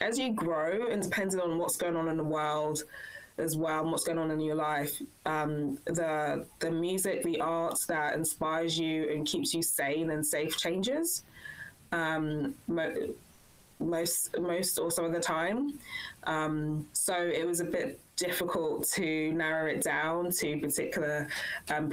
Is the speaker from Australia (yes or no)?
no; London, United Kingdom; moved away as an adult; also born or lived in Wellington, New Zealand; now in New Zealand; I was born and bred in London in England, and I whakapapa back to Nigeria